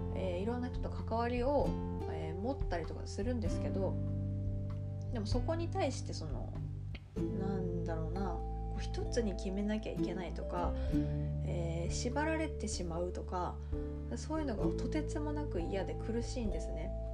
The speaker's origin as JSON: {"language": "Japanese", "region": "Niigata", "country": "Japan", "tie": "born or raised there", "also_born_or_lived": "Kanagawa / Tokyo", "moved": "as an adult", "lives_now": "Osaka, Japan", "said": "私は出身は新潟なんですけど"}